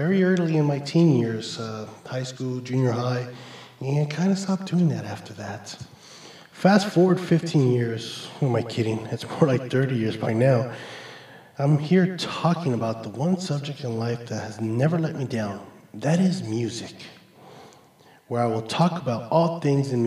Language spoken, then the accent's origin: English; Los Angeles, California, United States; I was born and raised here in Los Angeles, California by two amazing parents.